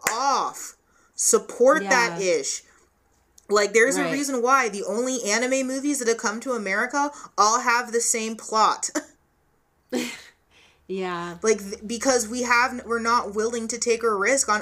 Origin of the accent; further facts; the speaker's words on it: United States; an American anime fan